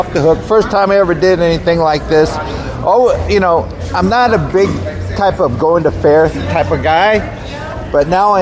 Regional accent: St. Petersburg, Florida, United States; also born or lived in Clearwater; I grew up in St. Pete, Clearwater.

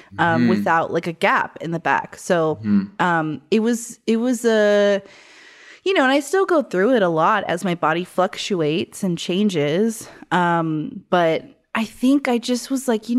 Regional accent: Arizona, United States; moved away; I came from Arizona

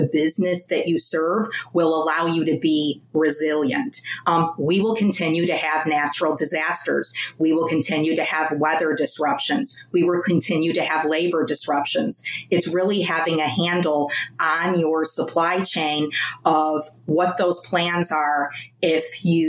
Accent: Chicago, Illinois, United States; I was born and raised on the South Side.

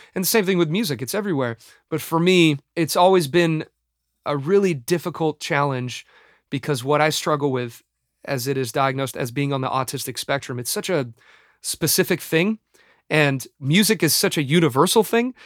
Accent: Los Angeles, California, United States; my hometown

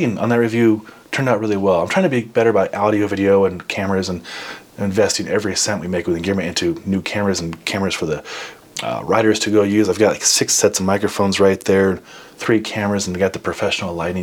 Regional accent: Midwest, United States; As a Midwesterner

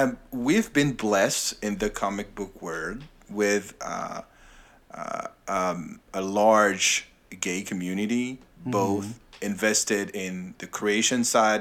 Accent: Paris, Île-de-France, France; moved away as an adult; now in United States; You can totally say that I'm not American, yes. I was born and raised in Paris, where I lived for 44 years before moving to America.

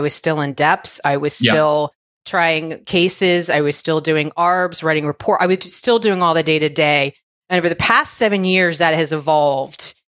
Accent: Virginia, United States; So I was raised in Virginia by a single mom. We were sort of lower middle class.

